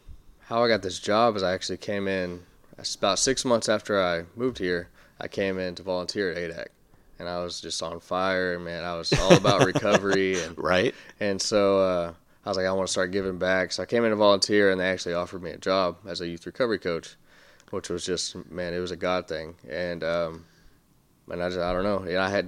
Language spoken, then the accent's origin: English; Amarillo, Texas, United States; moved away as an adult; now in Deep East Texas, United States; I grew up in Amarillo, and I moved over here about a year and a half ago.